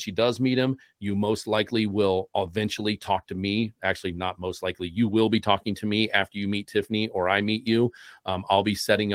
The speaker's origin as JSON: {"language": "English", "town": "Columbus", "region": "Ohio", "country": "United States", "said": "I'm from Columbus, Ohio"}